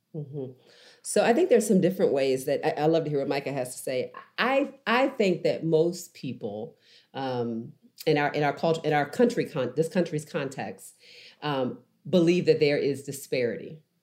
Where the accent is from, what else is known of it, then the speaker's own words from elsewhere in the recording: Baltimore, Maryland, United States; moved away; also born or lived in Nashville; I grew up in Baltimore